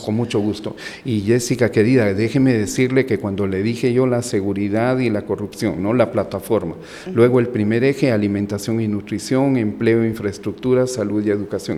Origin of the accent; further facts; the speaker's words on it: Guatemala; moved away as an adult; also born or lived in Colombia; yo soy guatemalteco